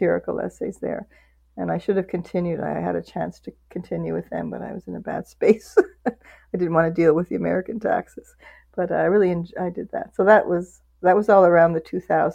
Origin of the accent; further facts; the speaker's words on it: Canada; I feel I'm Canadian